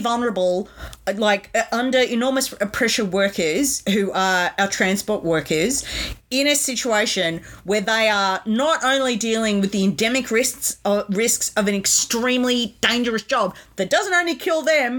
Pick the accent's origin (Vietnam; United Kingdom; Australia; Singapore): Australia; I'm an Australian and I love this country